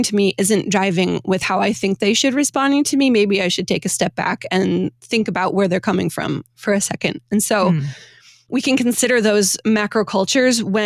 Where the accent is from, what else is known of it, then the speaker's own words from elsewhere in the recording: Michigan, United States; now in St. Louis, United States; I grew up in Michigan and now I live in St. Louis